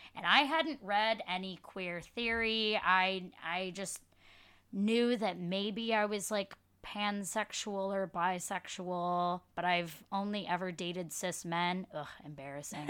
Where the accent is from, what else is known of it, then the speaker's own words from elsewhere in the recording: Dearborn, Michigan, United States; moved away as an adult; now in Brooklyn, United States; I grew up in Michigan, in Dearborn, Michigan, but now live in Brooklyn, New York.